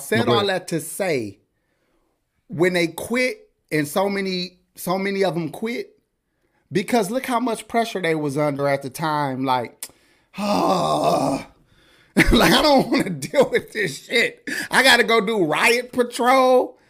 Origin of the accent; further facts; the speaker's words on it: New Haven, Connecticut, United States; Yes, I'm from Connecticut. He said, gun waving New Haven.